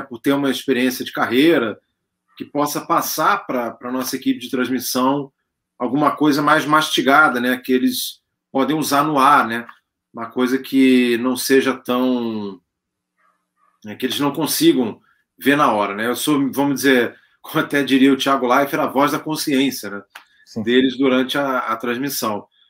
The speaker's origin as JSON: {"language": "Portuguese", "region": "Rio de Janeiro", "country": "Brazil", "moved": "as an adult", "lives_now": "São Paulo, Brazil", "said": "eu sou do Rio de Janeiro, mas já tinha morado em São Paulo"}